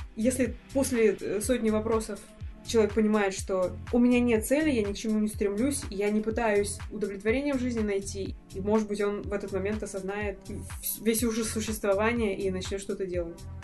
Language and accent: Russian; Russia; Это российская действительность, та, в которой я росла.